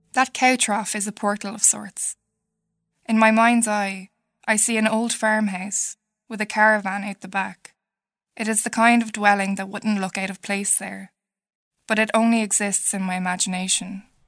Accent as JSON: {"language": "English", "area": "North Kildare", "region": "Leinster", "country": "Ireland", "tie": "born or raised there", "said": "I'm a writer from North Kildare, and I grew up"}